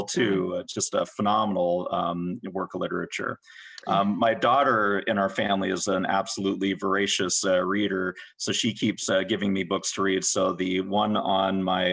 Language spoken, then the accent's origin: English; Vancouver, British Columbia, Canada; now in United States; I'm from Vancouver, British Columbia